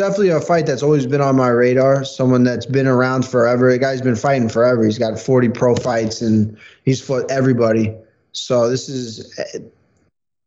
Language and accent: English; New York, United States; especially in New York as a New Yorker